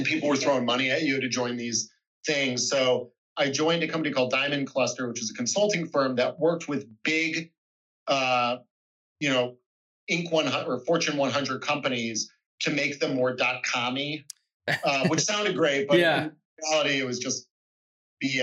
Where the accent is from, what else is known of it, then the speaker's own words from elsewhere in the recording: Phoenix, Arizona, United States; moved away as an adult; I grew up in Phoenix